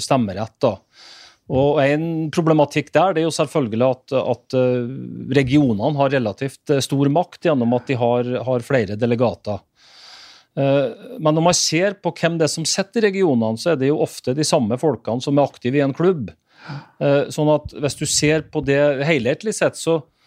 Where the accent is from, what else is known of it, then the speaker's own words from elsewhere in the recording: Northern Norway, Norway; Sjøl som nordlending